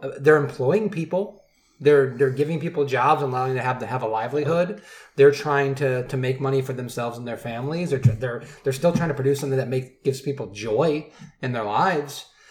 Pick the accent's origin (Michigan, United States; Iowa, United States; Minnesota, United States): Michigan, United States; I'm from Michigan